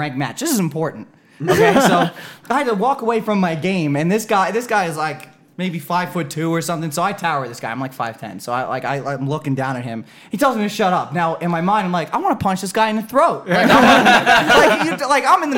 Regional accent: Long Island, New York, United States; I'm from Long Island.

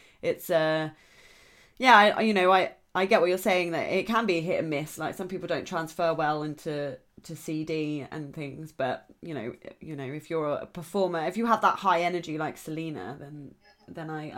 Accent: Southampton, South East England, United Kingdom; I'm from Southampton

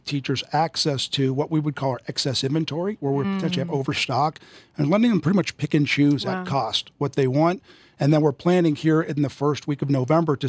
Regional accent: Western Pennsylvania, United States; I grew up in Western Pennsylvania, and in my hometown there, you played every sports and you hunted and fished.

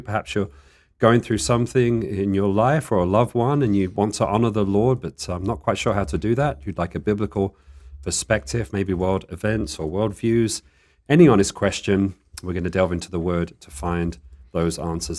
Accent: United Kingdom; now in Tucson, United States; I guess I'm still a Brit, but in the desert

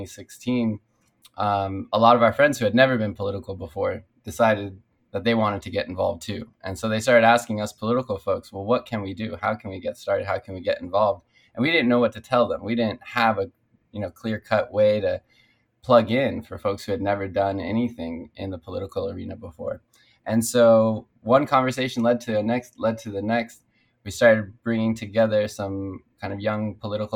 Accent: Culver City, California, United States; I grew up in Culver City on the west side, and my city has changed quite a bit. When I moved here with my parents, I was only 3 years old

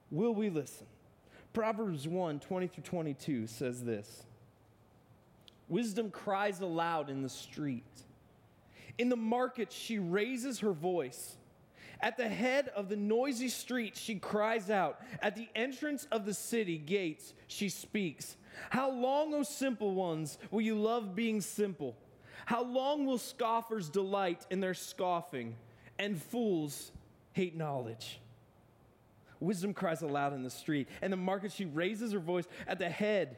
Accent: Akron, Ohio, United States; Born and bred in Akron, Ohio

